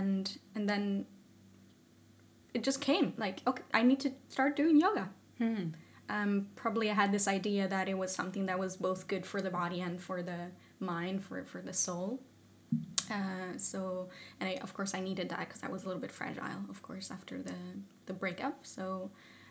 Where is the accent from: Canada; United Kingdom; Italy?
Italy; moved away as an adult; now in Sweden; I'm originally from Italy and I moved here to Sweden because of a partner that I had